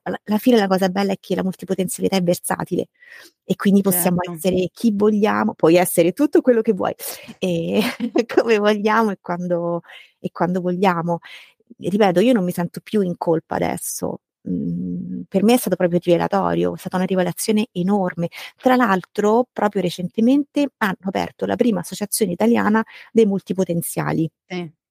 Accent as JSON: {"language": "Italian", "town": "Rome", "region": "Lazio", "country": "Italy", "tie": "born or raised there", "said": "sono romana di nascita, vivo a Roma da sempre"}